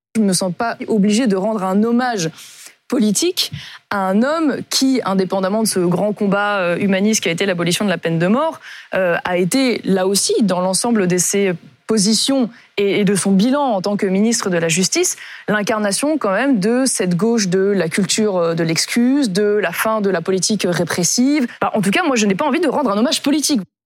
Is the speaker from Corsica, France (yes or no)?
yes; Corsica, France; je viens de la Corse. Pour nous, en Corse, le temps du deuil, c'est quelque chose d'important